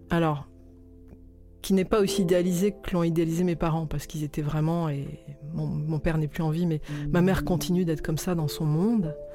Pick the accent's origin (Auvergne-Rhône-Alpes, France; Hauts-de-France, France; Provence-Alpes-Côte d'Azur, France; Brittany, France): Provence-Alpes-Côte d'Azur, France; Toulon; also born or lived in Albi; je suis née à Albi, dans le Tarn, mais il y a eu toute une période de, dans l'enfance où on a vécu euh, à Toulon.